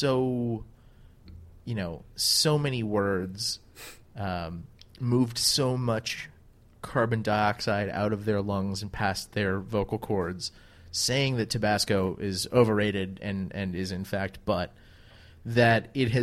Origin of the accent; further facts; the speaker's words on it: Louisiana, United States; I'm from Louisiana